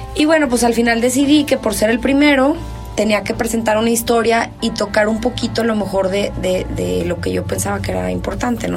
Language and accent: Spanish; Mexico; así somos los mexicanos